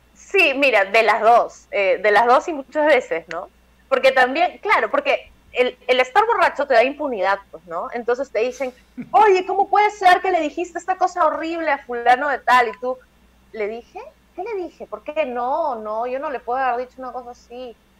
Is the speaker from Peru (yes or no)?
yes; Peru; yo soy una típica peruana